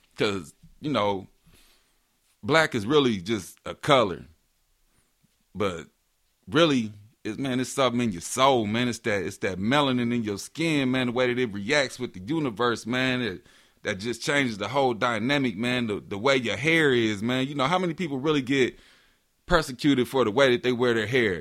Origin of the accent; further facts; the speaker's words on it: Marion, Indiana, United States; I was born in Marion, Indiana, small town. Grew up in the church